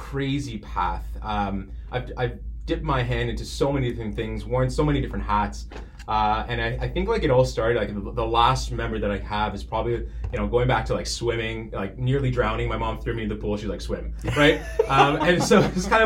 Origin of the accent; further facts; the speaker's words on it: Mississauga, Ontario, Canada; I was born in Mississauga